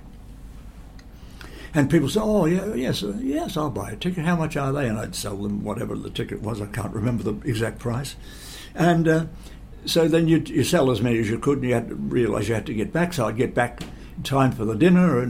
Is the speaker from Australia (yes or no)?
yes; Geelong, Victoria, Australia; I would travel back home to Geelong